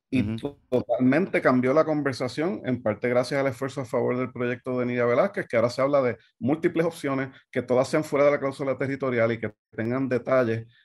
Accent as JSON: {"language": "Spanish", "country": "Puerto Rico", "tie": "born or raised there", "moved": "as an adult", "said": "yo que nací, me crié en Puerto Rico y viví toda la vida allá, llevo varios años acá"}